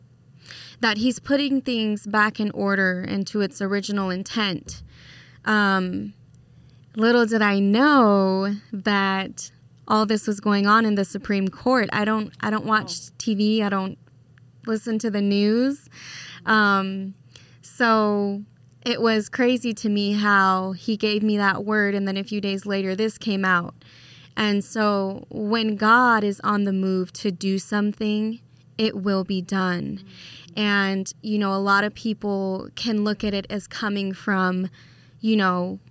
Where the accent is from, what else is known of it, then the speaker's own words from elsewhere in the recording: Las Vegas, Nevada, United States; now in Idaho, United States; I am from Las Vegas originally, and I got brought out here to Idaho